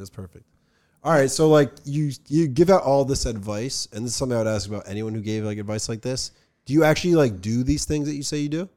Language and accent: English; Summit, New Jersey, United States; we're from New Jersey